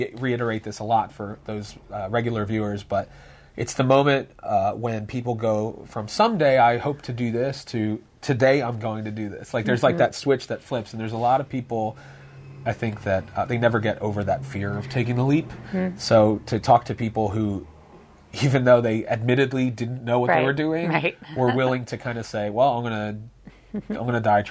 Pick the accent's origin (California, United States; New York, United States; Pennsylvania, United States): Pennsylvania, United States; Philadelphia; also born or lived in Lansdale; I grew up in Philly